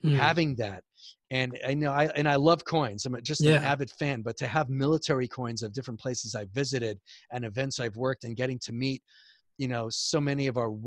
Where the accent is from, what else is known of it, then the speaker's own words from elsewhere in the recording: Montreal, Quebec, Canada; accent: Canadian; now in United States; everyone knew somebody that worked in a factory on our street growing up in Montreal